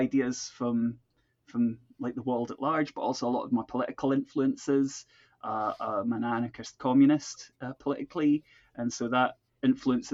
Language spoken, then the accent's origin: English; Perth, Scotland, United Kingdom; moved away as an adult; also born or lived in Croydon, London / Glasgow; now in Edinburgh, United Kingdom; where I was originally born in Croydon, sort of now part of South London more officially. And I lived there till I was about five. So all my sort of very early memories come from around that area. And then my family moved up to Perth in Scotland